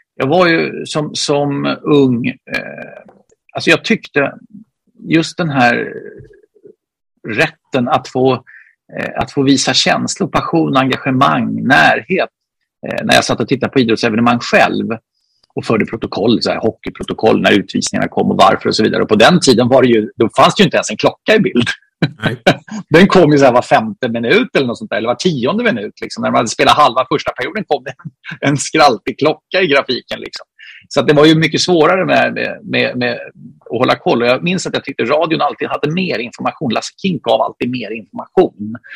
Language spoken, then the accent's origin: Swedish; Solna, Stockholm County, Sweden; jag är från Solna, född i Solna, uppvuxen i Solna, bor kvar i Solna